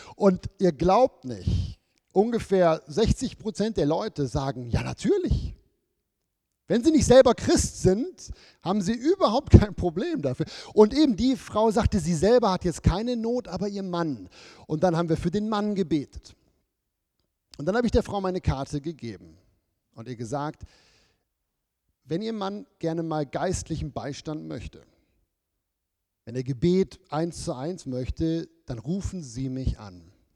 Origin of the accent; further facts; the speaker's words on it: Germany; moved away as an adult; now in Switzerland; als Deutsche